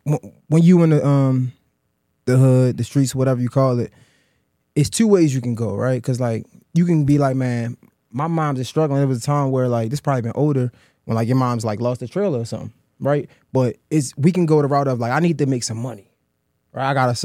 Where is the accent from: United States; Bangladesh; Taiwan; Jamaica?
United States; Boston, Massachusetts; I'm from Boston.